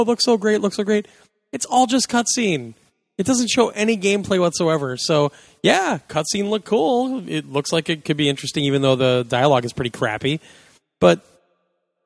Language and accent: English; Kansas, United States; I'm from Kansas